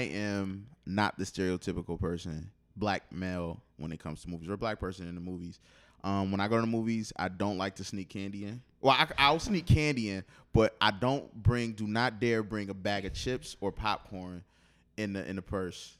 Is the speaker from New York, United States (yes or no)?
yes; Buffalo, New York, United States; Buffalo, my hometown